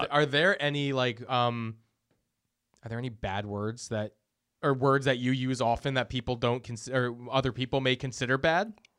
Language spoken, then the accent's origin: English; Boston, Massachusetts, United States; also born or lived in Los Angeles; growing up in Boston